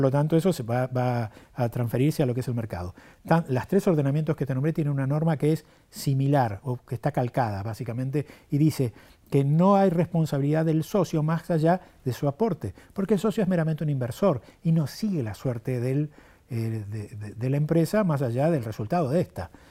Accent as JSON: {"language": "Spanish", "country": "Argentina"}